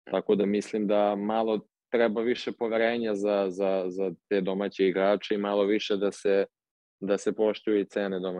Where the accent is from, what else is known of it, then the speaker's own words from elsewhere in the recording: Serbia; now in Portugal; kod nas u Srbiji